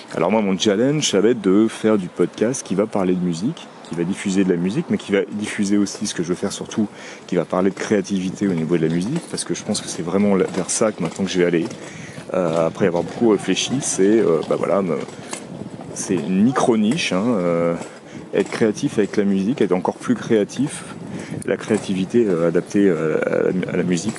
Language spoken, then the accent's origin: French; Paris, Île-de-France, France; je suis un vrai Parisien finalement. Même si je suis né en banlieue et que j'habite en, très proche banlieue.